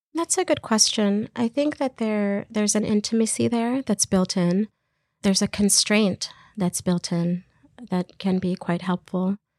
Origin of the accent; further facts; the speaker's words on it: Texas, United States; moved away as an adult; also born or lived in Iraq; now in Canada; Grew up in Texas, and I'm a filmmaker and artist